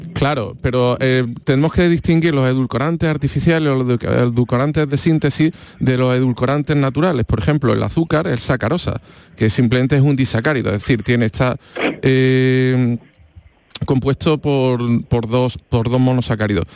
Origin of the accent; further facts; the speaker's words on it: Andalusia, Spain; al final somos andaluces